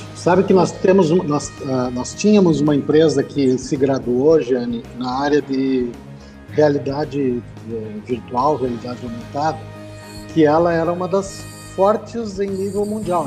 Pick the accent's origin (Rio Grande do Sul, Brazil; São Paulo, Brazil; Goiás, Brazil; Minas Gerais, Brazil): Rio Grande do Sul, Brazil; Santa Maria; moved away as an adult; also born or lived in Florianópolis / Uberlândia; nascido e criado em Santa Maria, é, saí para estudar, passei por Florianópolis